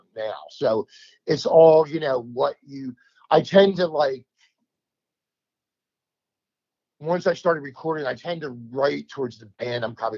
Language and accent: English; New Jersey, United States; now in Memphis, United States; I'm from New Jersey.